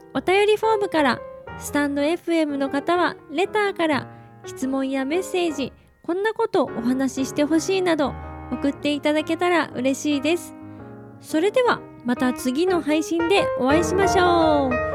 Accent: Okayama, Japan; 私岡山県出身

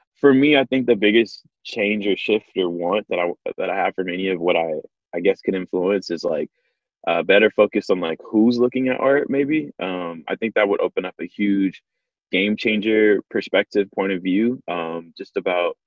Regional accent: Dallas and Houston, Texas, United States; now in Los Angeles, United States; I'm from Dallas and Houston, so Texas

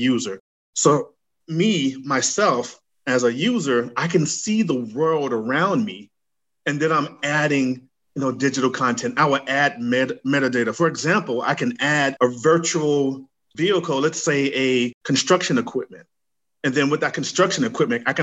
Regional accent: Gainesville, Florida, United States; moved away as an adult; also born or lived in New York; now in Atlanta, United States; I'm from Gainesville, Florida. I was raised in Gainesville, Florida

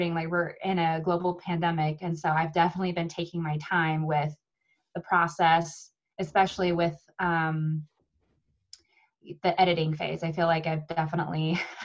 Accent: United States; I'm from America, I guess you can tell that from my beautiful accent

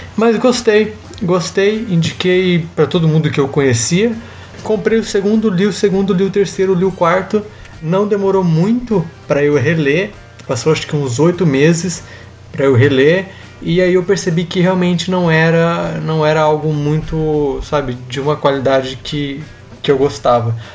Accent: interior of Paraná, Brazil; moved away; eu venho do interior do Paraná, onde a cultura sertaneja é muito forte, né? A música sertaneja é muito forte. Então é, eu cresci na, ouvindo sertanejo

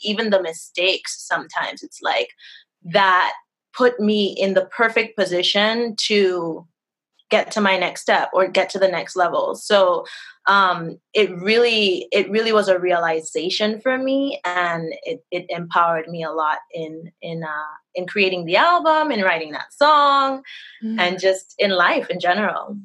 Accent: Trinidad & Tobago; now in Florida, United States; right now I'm in Florida. Oh, I'm originally from Trinidad and Tobago.

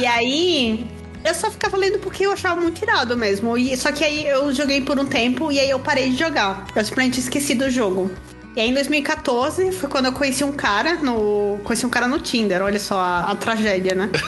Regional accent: Maceió, Alagoas, Brazil; eu sou de Maceió, Lagoas

